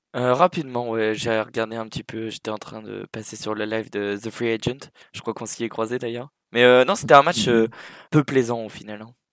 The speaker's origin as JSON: {"language": "French", "country": "Sweden", "tie": "born or raised there", "also_born_or_lived": "Angers, France", "moved": "yes", "said": "je suis né à Angers, du coup euh, terre des derniers vainqueurs de la Coupe de France. Et puis j'ai grandi euh, entre Södertälje et Malmö."}